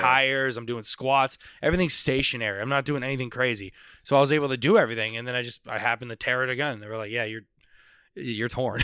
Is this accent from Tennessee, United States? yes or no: no; Palm Beach, Boca Raton area, South Florida, United States; moved away as an adult; now in Orlando, United States; I grew up in South Florida